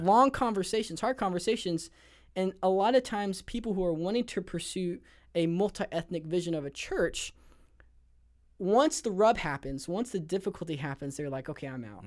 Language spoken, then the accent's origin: English; Los Angeles, California, United States; I grew up in the Los Angeles area of San Gabriel Valley, San Gabriel Valley of Los Angeles